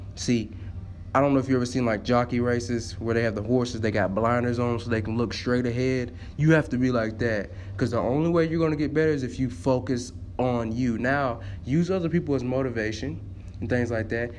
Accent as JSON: {"language": "English", "region": "Tennessee", "country": "United States", "said": "I am from Tennessee."}